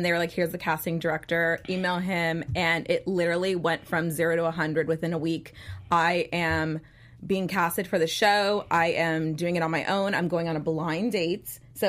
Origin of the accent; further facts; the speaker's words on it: Los Angeles, California, United States; moved away; I actually am born and raised in Los Angeles, so I'm basically kind of moving back home after 14 years.